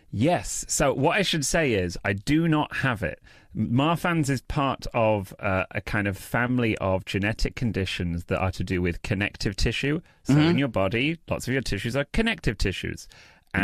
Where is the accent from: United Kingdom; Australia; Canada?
United Kingdom; accent: British; moved away